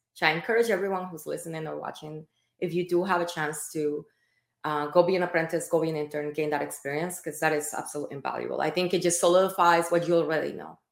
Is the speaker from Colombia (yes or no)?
yes; Colombia; moved away; I am Latin American. I'm from Colombia